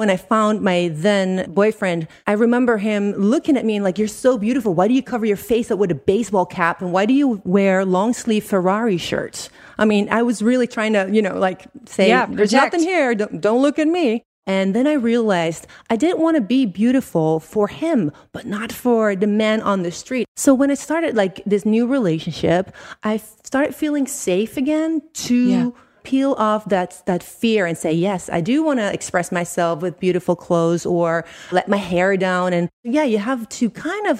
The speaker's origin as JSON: {"language": "English", "country": "Netherlands", "also_born_or_lived": "Italy", "moved": "yes", "said": "I'm from Holland originally"}